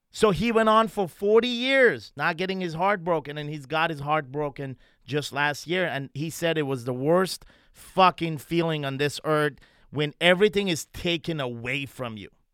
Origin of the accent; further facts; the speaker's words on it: Montreal, Quebec, Canada; moved away; my hometown, Montreal, Canada